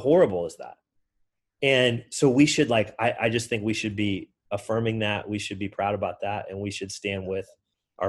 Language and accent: English; Kansas, United States; now in Detroit, United States; I grew up in Kansas. So I grew up in like the middle of the Midwest of the United States.